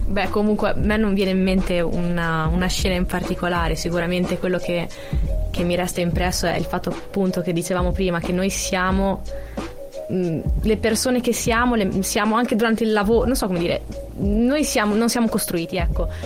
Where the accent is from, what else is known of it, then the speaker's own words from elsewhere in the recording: Cesena, Emilia-Romagna, Italy; moved away; Io che vengo da Cesena sono abituata a uscire, fare due passi in centro, c'è sempre qualcosa eh, io vengo da Cesena